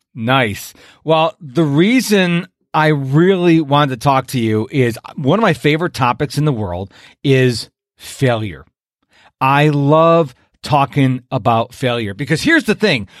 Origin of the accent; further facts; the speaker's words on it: Rochester, New York, United States; moved away as an adult; now in Houston, United States; I'm from Rochester, New York originally